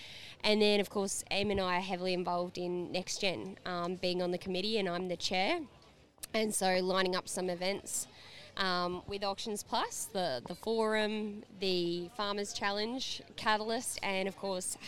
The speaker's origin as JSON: {"language": "English", "town": "Mount Isa", "region": "Queensland", "country": "Australia", "tie": "born there", "also_born_or_lived": "Perth / London / Brisbane", "said": "Yes, I was born in Mount Isa, but I was born to a family in the mining industry, so we bounced around a fair bit. We went to Perth and London before ending up in Brisbane"}